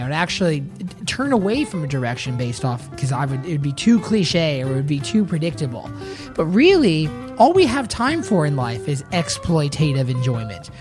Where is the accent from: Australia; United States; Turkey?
United States; Tennessee; born or raised there; also born or lived in Bradenton, Florida